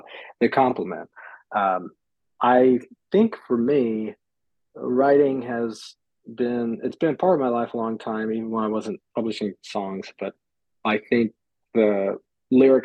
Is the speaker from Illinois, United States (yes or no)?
no; Phoenix, Arizona, United States; moved away as an adult; also born or lived in Northeast United States / Oxford, United Kingdom; now in New York, United States; I'm from Phoenix. I grew up in Phoenix, Arizona, was there most of my life.